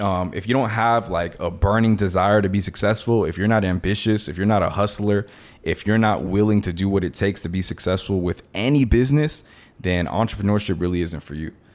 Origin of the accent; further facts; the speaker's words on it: Miami, Florida, United States; I was born in Miami. My family's from Nicaragua, though